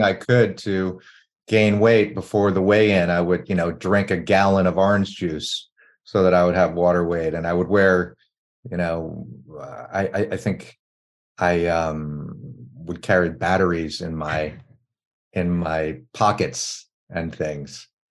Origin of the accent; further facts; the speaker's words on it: Washington, District of Columbia, United States; when I was growing up in Washington, D.C., in the early 80s